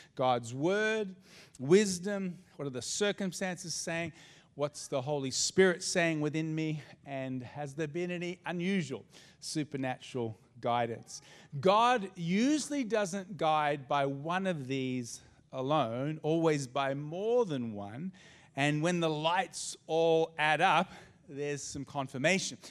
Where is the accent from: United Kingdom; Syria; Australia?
Australia; also born or lived in United States; I'm Aussie, and this is my home, and this is my country